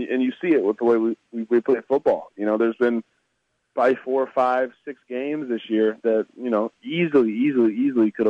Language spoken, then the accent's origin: English; Savannah, Missouri, United States; moved away as an adult; also born or lived in Kansas City / British Columbia; I played high school ball in Savannah, Missouri. It's, you know, north of St. Joseph, which is north of Kansas City